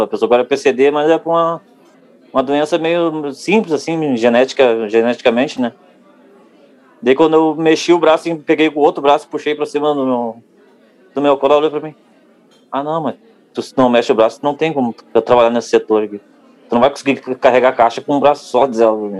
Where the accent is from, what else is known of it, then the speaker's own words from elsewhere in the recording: Cachoeirinha, Rio Grande do Sul, Brazil; sou de Cachoeirinha, uma cidade ao lado de Porto Alegre.